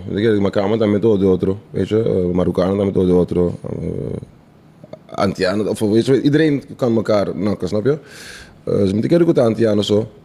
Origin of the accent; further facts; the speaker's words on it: Netherlands; Ik ben Nederlander, man, G.